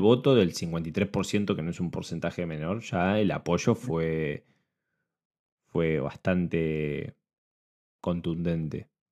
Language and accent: Spanish; Argentina; yo lo veo como argentino